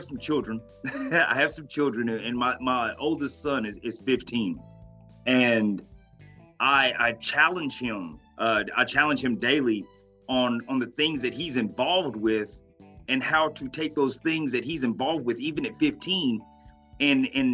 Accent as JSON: {"language": "English", "region": "Oklahoma", "country": "United States", "tie": "born or raised there", "said": "I was born and raised in Oklahoma. I'm an Oklahoma native, a red dirt baby."}